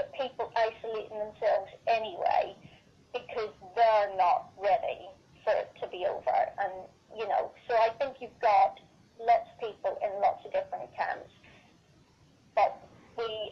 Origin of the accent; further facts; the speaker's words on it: Northern Ireland, United Kingdom; I'm from Northern Ireland